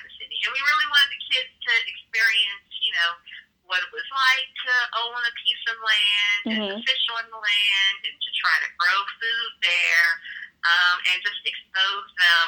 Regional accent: Washington, District of Columbia, United States; moved away as an adult; now in Jackson, United States; I grew up in Washington, D.C.

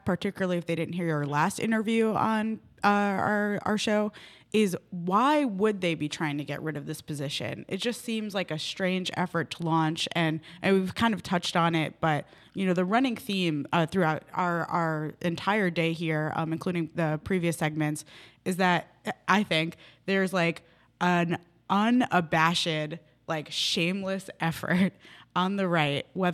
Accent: New York, United States; now in Wisconsin, United States; I'm not originally from Wisconsin. I'm originally from New York

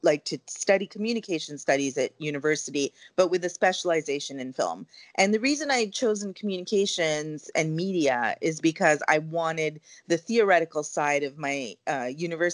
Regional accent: Montreal, Quebec, Canada; moved away as an adult; now in New York City, United States; I am originally from Montreal

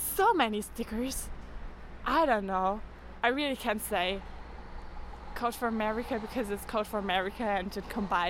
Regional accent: Osnabrück, Lower Saxony, Germany; I'm from Osnabrück, which is a very small city in Germany.

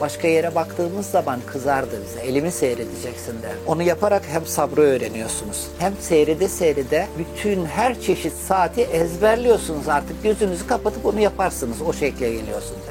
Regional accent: Istanbul, Turkey; also born or lived in Çay, Afyon, Turkey; 7-8 yaşına kadar oradaydım. İstanbul'a geldim. İstanbul'da da abimin yanında büyüdüm.

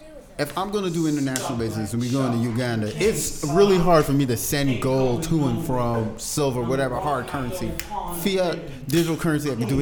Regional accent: Barbados; No, I'm from Barbados.

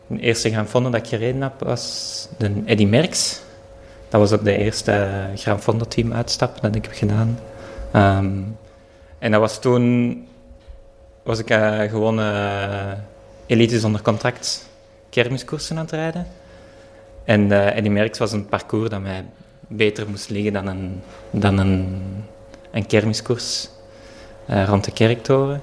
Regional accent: Antwerp, Flanders, Belgium; also born or lived in Girona; ik woon momenteel in Antwerpen. ook geboren in Antwerpen.

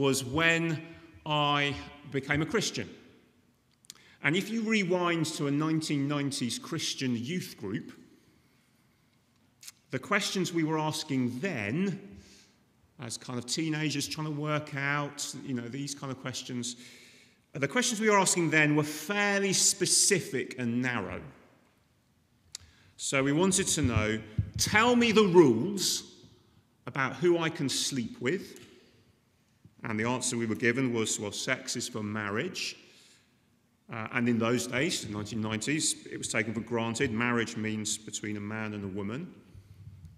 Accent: United Kingdom; I'm British

